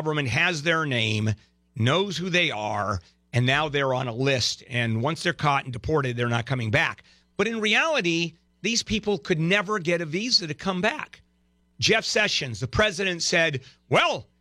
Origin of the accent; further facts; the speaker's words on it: Brazil; now in United States; I'm from Brazil